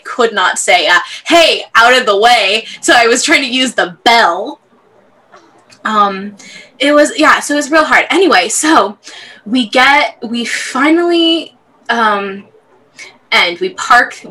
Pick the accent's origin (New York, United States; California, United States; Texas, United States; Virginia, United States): California, United States; Southern; I'm from Southern California. We don't get humid. We don't do humid here